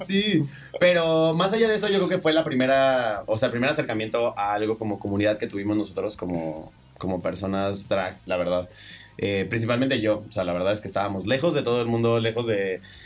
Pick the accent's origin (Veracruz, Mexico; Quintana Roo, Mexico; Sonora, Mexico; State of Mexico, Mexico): Quintana Roo, Mexico; Cancún; now in Mexico City, Mexico; todas somos de Cancún o del, área.